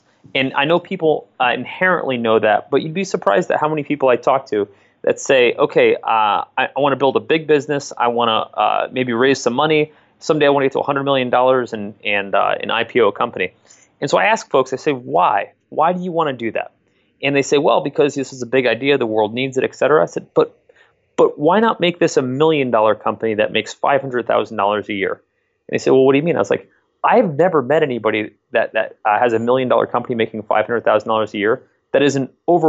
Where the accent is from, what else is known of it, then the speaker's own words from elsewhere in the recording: Connecticut, United States; now in Columbus, United States; And I'm not from Columbus myself. I grew up in Southern Connecticut, and I came out to go to school here in my second year at the Ohio State University.